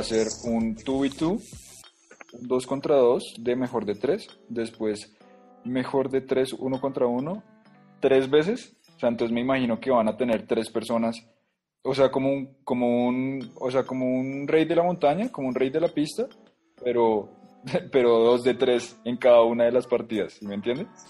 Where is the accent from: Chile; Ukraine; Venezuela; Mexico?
Mexico; Yo soy mexicano